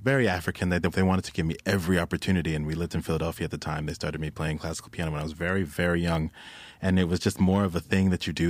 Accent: London, United Kingdom; born there; I was born in London.

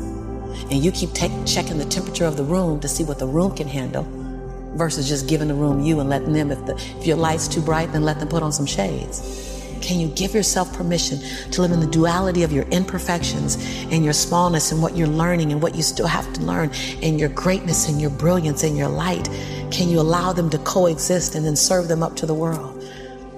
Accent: Los Angeles, California, United States; born and raised in South Central

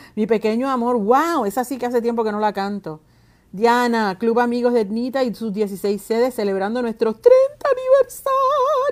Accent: Puerto Rico; como artista, como mujer, como puertorriqueña

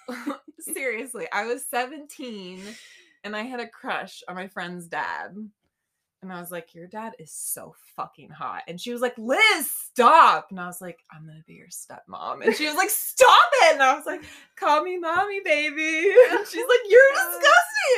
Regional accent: St. Augustine, Florida, United States; moved away; I'm from St. Augustine

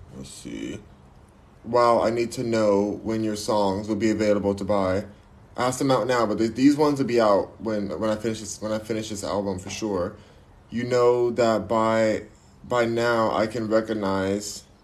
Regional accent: United States; My race is American! I'm American!

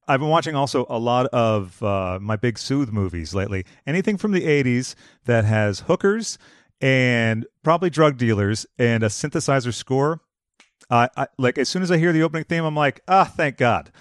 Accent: Boston, Massachusetts, United States; now in Los Angeles, United States; I'm from Boston

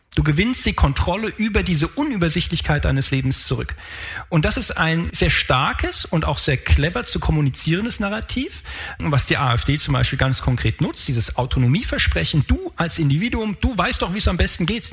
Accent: Frankfurt, Hesse, Germany; ich komme aus Frankfurt

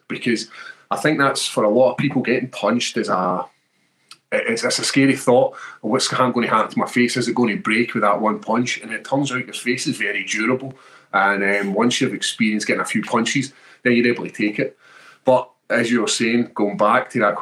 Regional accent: Airdrie, Scotland, United Kingdom; my hometown when Bruce Buffer calls Airdrie

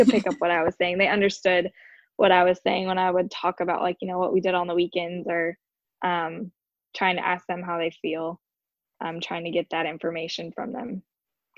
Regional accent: Illinois, United States; moved away as an adult; I grew up in Illinois and I kind of wanted to get out of Illinois

